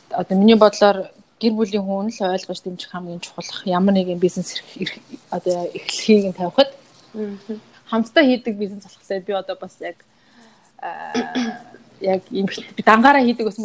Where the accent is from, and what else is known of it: Mongolia; now in China